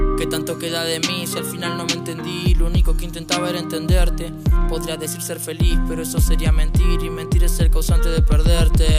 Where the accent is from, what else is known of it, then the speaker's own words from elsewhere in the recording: General Roca, Río Negro, Argentina; de General Roca